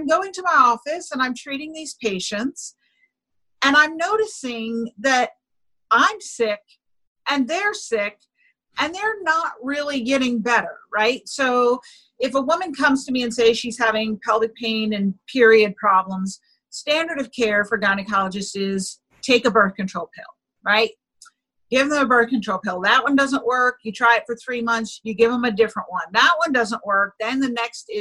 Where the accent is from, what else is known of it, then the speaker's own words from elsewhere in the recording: New York City, New York, United States; I grew up in New York City